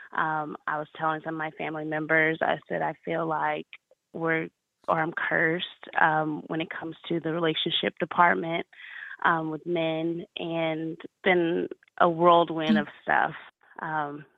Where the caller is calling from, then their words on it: Dallas, Texas, United States; I'm calling from da- from Dallas, Texas.